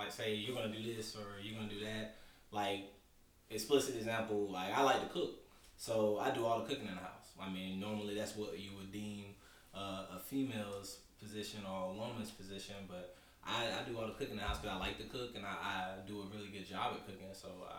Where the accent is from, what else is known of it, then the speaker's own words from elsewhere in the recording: Lumberton, North Carolina, United States; moved away as an adult; also born or lived in Greensboro, North Carolina; I'm from Lumberton, L-Town, represent.